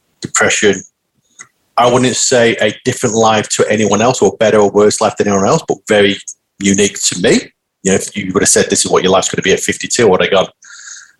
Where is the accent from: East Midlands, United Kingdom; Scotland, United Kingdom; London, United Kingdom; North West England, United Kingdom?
North West England, United Kingdom; Manchester; moved away as an adult; also born or lived in Australia; now in Melbourne, Australia; born and bred in Manchester in the UK, Northern England. That's why I've got a funny accent.